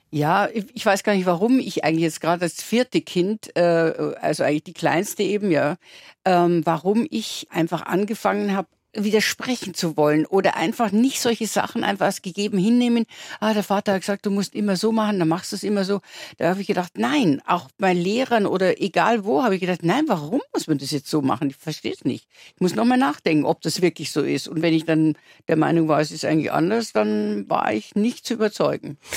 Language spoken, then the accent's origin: German; Landau an der Isar, Bavaria, Germany; moved away; also born or lived in London / Munich; bei uns in Landau natürlich gab es noch gar keine, da gab es die Realschule, auf der ich ja dann war auch